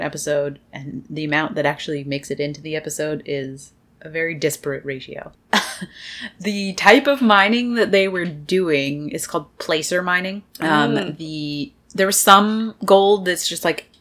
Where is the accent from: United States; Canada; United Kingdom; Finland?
Canada; British Columbia; growing up in British Columbia